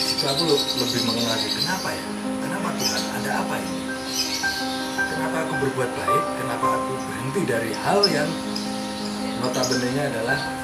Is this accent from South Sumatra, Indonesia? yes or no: no; Yogyakarta, Special Region of Yogyakarta, Indonesia; moved away as an adult; now in Jakarta, Indonesia; di 2019 aku memutuskan untuk meninggalkan kotaku Jogja